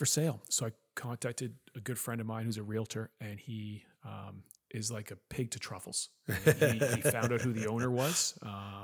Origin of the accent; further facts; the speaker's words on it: Nova Scotia, Canada; moved away as an adult; also born or lived in Calgary; We grew up in Nova Scotia